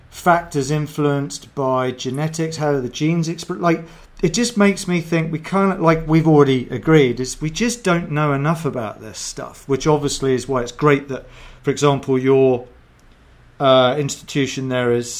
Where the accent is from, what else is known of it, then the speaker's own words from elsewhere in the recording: England, United Kingdom; I'm English